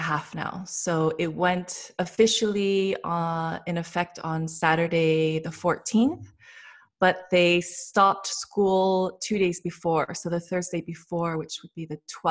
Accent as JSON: {"language": "English", "town": "Los Angeles", "region": "California", "country": "United States", "moved": "yes", "said": "I'm from Los Angeles originally"}